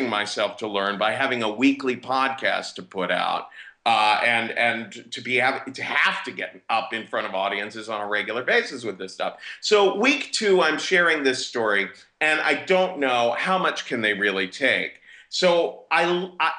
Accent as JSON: {"language": "English", "town": "Cincinnati", "region": "Ohio", "country": "United States", "tie": "born or raised there", "also_born_or_lived": "New York City", "moved": "as an adult", "said": "I'm from Cincinnati, Ohio"}